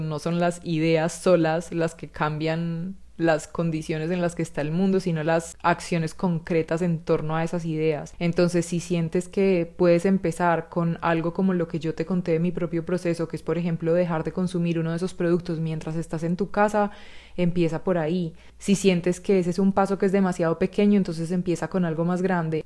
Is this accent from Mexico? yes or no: no; Chile; moved away as an adult; also born or lived in Barcelona, Spain; yo me fui de Chile a vivir a Barcelona